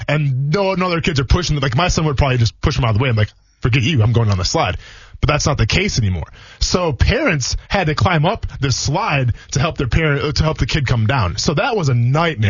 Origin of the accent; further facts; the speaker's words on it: Wisconsin, United States; now in Florida, United States; I'm from Wisconsin